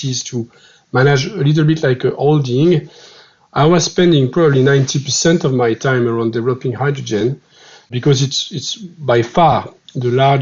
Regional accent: France; accent: French; English is a second language; I'm a French guy, as you can see with my accent.

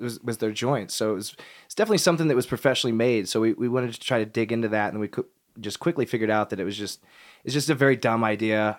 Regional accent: Kansas City, United States; moved away; growing up in Kansas City

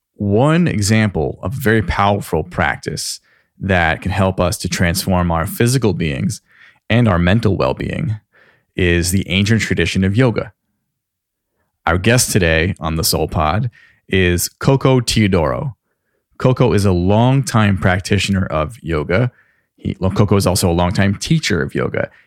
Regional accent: Lake Grove, New York, United States; I grew up in Lake Grove

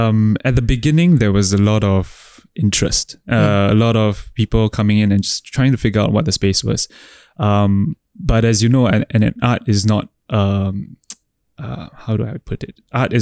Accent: Singapore; So how do I access ETH in my home country?

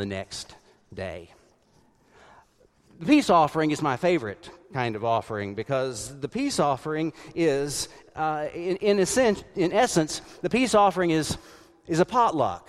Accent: South Carolina, United States; growing up in the United Methodist Church in South Carolina

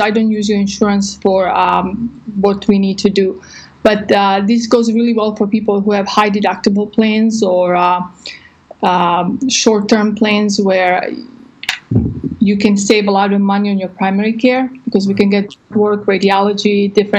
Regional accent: Croatia; now in Texas, United States; I'm actually from Croatia, but I've been in the States for 20-some

